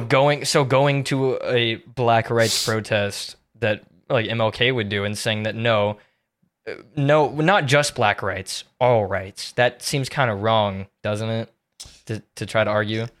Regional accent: Tampa, Florida, United States; I'm from Tampa

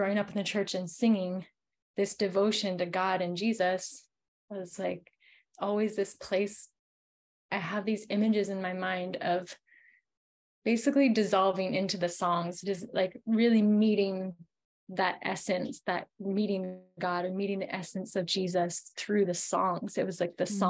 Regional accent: California near Mexico, United States; also born or lived in Peru; Growing up in California near Mexico

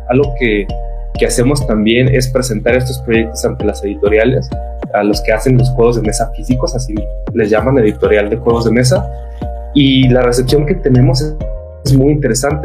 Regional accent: northern Mexico, Mexico; El norte, que es la mi ciudad de origen

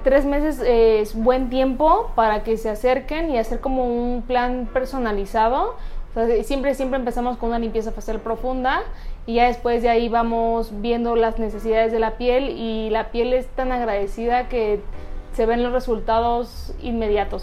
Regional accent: Hidalgo, Mexico; now in Querétaro, Mexico; yo soy del estado de Hidalgo, llevo viviendo aquí en Querétaro 14 años

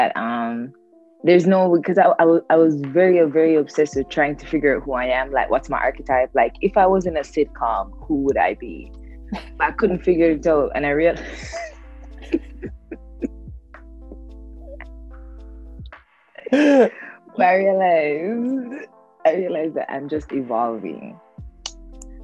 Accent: Jamaica; moved away; I grew up in Jamaica.

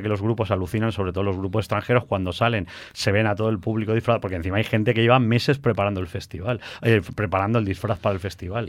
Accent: Valencia, Valencian Community, Spain; nosotros somos de aquí de Valencia

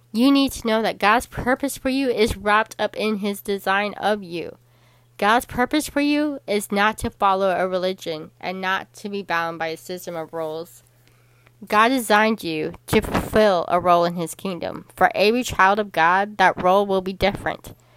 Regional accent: Chicago, Illinois, United States; the Chicago Bears were my hometown team in football because I am from Chicago, Illinois

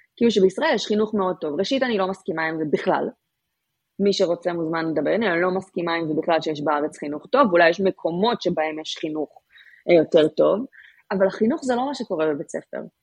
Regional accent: Israel; לנו כישראלים

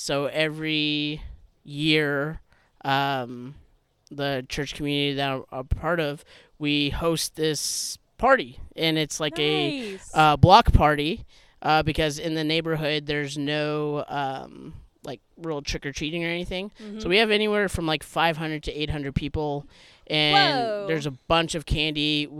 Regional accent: Southern California, United States; Growing up in Southern California

